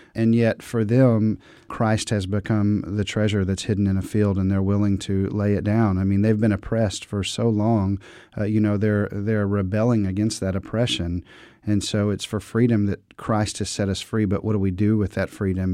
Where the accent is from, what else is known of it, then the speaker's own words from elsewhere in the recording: Dallas, Texas, United States; I grew up in the Dallas-Fort Worth, Texas area